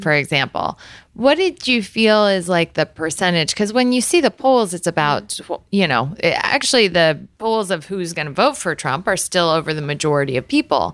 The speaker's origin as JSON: {"language": "English", "town": "Galesburg", "region": "Illinois", "country": "United States", "tie": "born or raised there", "also_born_or_lived": "Iowa / Washington, D.C.", "moved": "as an adult", "said": "I grew up in Galesburg, Illinois"}